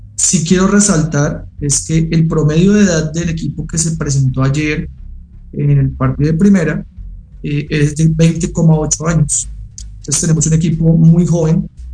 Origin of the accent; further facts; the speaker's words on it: Colombia; now in Mexico; soy colombiano. Como buen colombiano